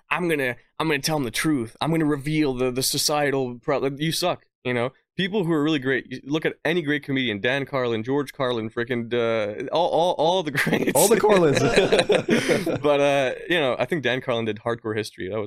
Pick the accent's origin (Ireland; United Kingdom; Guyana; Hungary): Hungary; born there; See, I was born in Hungary. My mother's Iranian. I've I have very little.